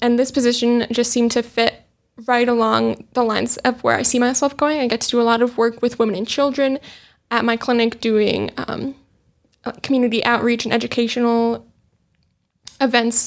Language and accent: English; Montana, United States; moved away as an adult; also born or lived in Minnesota; now in Tucson, United States; I'm originally from Montana, and that is where I drove down from.